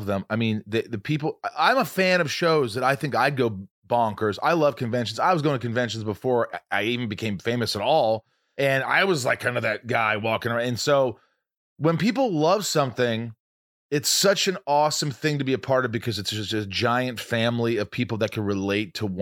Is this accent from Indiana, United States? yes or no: yes; Indiana, United States; I grew up in Indiana